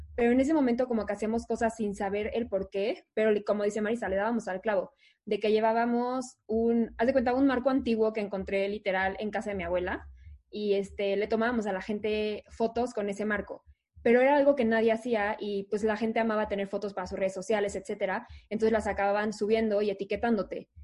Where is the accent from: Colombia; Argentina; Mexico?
Mexico; Mexico City; yo toda la vida estado en el DF, aquí nací, aquí estudié